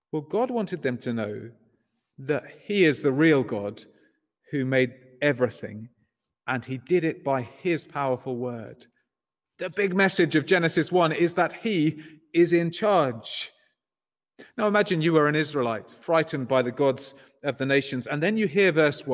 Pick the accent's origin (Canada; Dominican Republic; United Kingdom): United Kingdom; England; moved away as an adult; also born or lived in Southampton; now in Ireland; As an Englishman